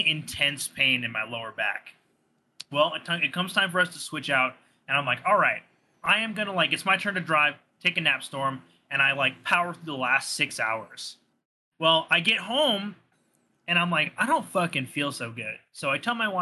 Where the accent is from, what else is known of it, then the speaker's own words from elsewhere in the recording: Southern California, United States; moved away; I'm from Southern California. Was, like, born and raised there.